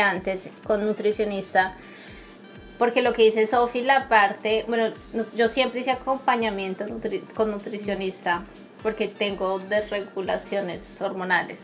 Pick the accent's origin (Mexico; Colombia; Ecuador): Colombia; Bogotá; also born or lived in Brazil; now in Canada; yo crecí en Bogotá, que es frío, y en la parte de Brasil donde yo vivía era veranos de 50 grados.